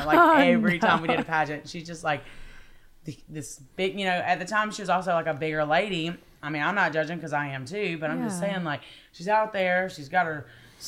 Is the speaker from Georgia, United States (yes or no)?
yes; Henry County, east of Atlanta, Georgia, United States; also born or lived in McIntyre, Georgia; born and raised, I was at least, in a little town in Henry County, like east of Atlanta.